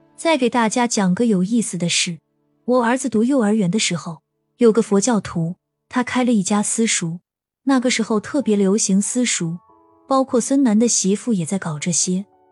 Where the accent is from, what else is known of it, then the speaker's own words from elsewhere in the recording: northern China, China; 我是北方人，我们这里都没有不差钱与忽悠的说法